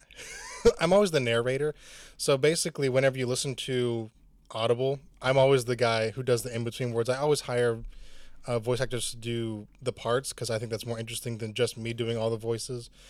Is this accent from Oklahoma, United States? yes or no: no; Chattanooga, Tennessee, United States; no one comes to my hometown